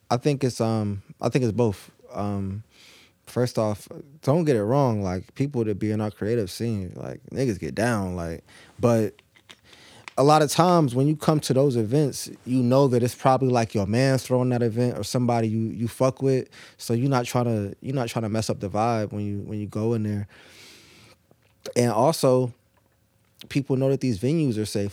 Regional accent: Norfolk, Virginia, United States; also born or lived in Naples, Italy / Tennessee; I was born in Naples, and I was there for probably, like, ten days, and I was back in Norfolk

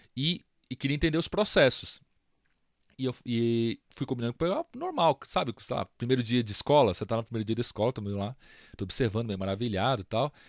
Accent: Brasília, Federal District, Brazil; moved away as an adult; now in São Paulo, Brazil; eu sou de Brasília

